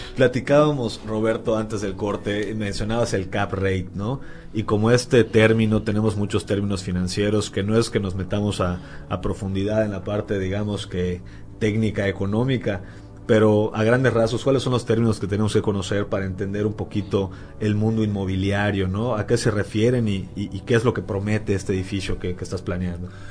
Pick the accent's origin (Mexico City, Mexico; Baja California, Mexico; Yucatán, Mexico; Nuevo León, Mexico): Yucatán, Mexico; yo soy yucateco